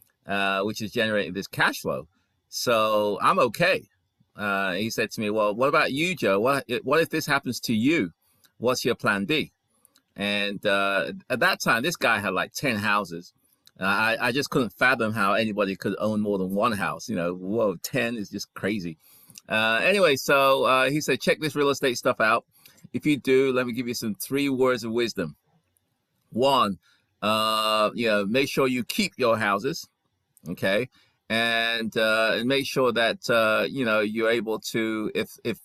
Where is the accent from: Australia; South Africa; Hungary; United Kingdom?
United Kingdom; England; moved away as an adult; also born or lived in Ghana / London; now in United States; I was born in Ghana. And when I was 5 years old, my parents moved to England. So I stayed in England until about 37 years ago when I came to the US